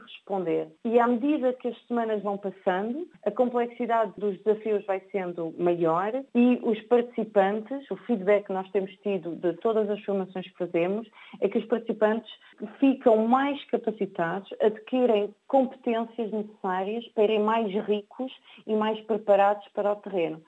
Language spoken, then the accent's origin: Portuguese; Portugal; sou portuguesa